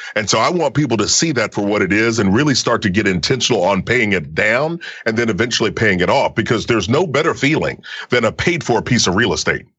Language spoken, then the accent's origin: English; Kentucky, United States; growing up in Kentucky, you know, little country boy